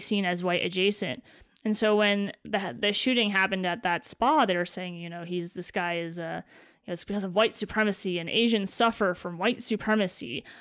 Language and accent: English; East Lansing, Michigan, United States; I grew up around Michigan State University.